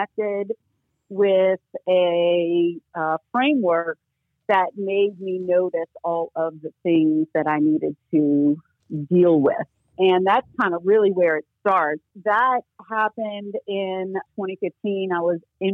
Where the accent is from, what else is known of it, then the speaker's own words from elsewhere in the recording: New Orleans, Louisiana, United States; also born or lived in Santa Cruz, California; I am from New Orleans, Louisiana, and I do still live here.